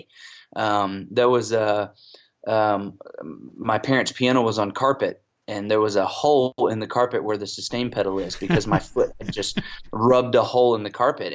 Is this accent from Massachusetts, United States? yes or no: no; Atlanta, Georgia, United States; moved away as an adult; also born or lived in South Carolina; now in Fayetteville, United States; I'm originally from Atlanta, Georgia. We moved back to Georgia, the Atlanta area, when I was in 8th grade